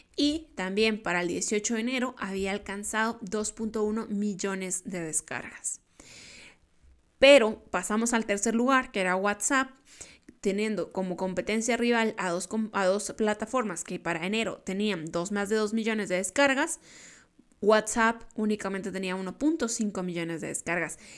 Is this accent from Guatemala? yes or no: yes; Guatemala; yo soy de Guatemala